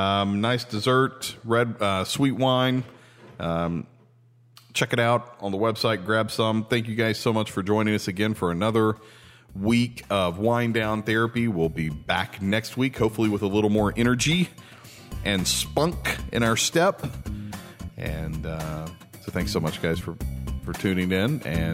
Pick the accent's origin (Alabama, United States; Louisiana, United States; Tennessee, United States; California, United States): Tennessee, United States; We're originally from Tennessee.